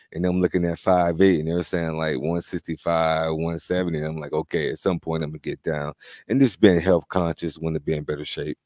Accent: Florida, United States; moved away; I grew up in Florida

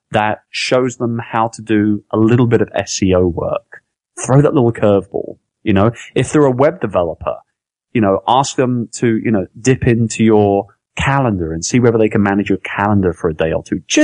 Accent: London, United Kingdom; now in Philippines; I'm from London, I'm from England

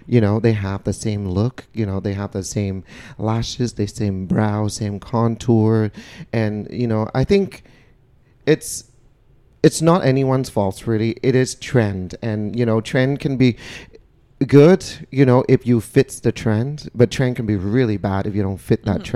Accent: Vietnam; moved away; I was born and raised in Vietnam

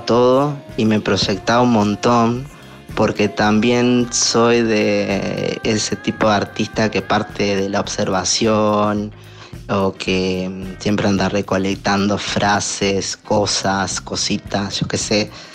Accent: Uruguay; soy un artista uruguayo

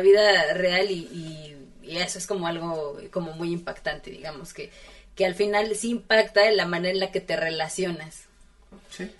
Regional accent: Puebla, Mexico; now in Mexico City, Mexico; crecí en Puebla

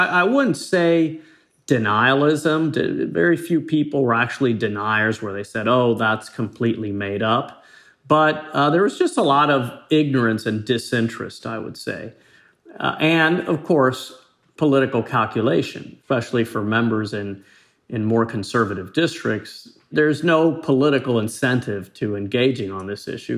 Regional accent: Florida, United States; coming from Florida, growing up near the Everglades.

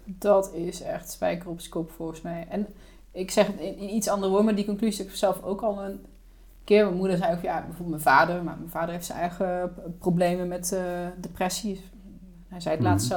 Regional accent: Netherlands; also born or lived in Germany; Maar ik ben al heel jong verhuisd van Duitsland naar Nederland. Ik heb een Nederlandse vader en een Duitse moeder. Ja. In Duitsland geboren. Toen ik 4,5 was kwam naar Nederland

